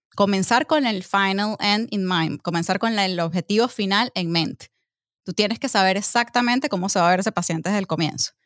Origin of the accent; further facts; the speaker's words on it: Venezuela; moved away as an adult; mi país